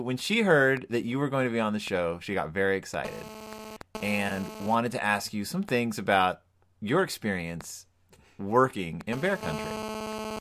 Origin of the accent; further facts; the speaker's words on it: Spring, Texas, United States; in Spring, Texas, where I grew up